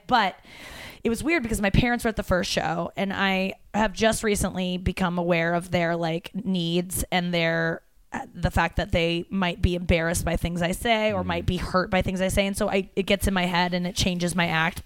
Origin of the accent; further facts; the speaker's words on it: St. Louis, Missouri, United States; moved away; St. Louis is my home club, or my hometown